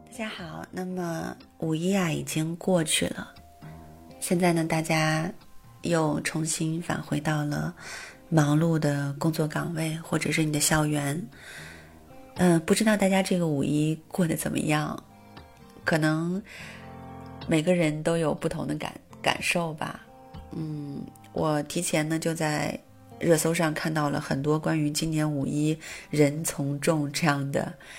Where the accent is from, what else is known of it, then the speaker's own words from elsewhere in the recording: northern China, China; 我是北方人